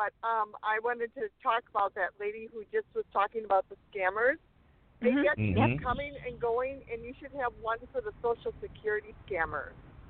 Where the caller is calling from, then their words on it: Rubicon, Wisconsin, United States; And I'm calling from Rubicon.